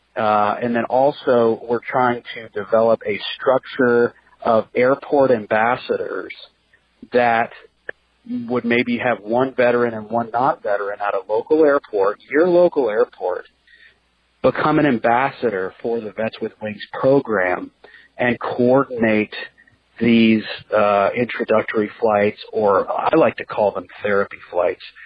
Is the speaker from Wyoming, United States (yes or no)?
no; Central California, United States; moved away as an adult; I'm from Central California